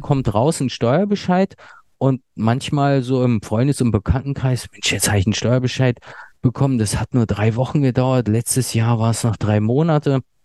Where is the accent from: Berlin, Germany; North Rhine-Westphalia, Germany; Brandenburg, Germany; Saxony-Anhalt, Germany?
Berlin, Germany; also born or lived in Ludwigsburg; ursprünglich komme ich aus Berlin